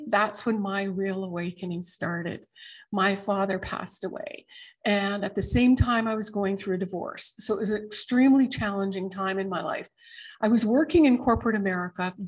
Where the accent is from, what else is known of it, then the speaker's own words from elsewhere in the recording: Canada; moved away as an adult; now in United States; I'm a Canadian born American